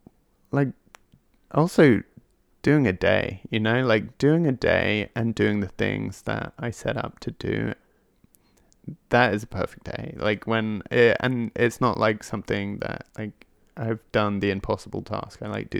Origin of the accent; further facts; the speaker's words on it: England, United Kingdom; I'm English, and modesty is like a big thing.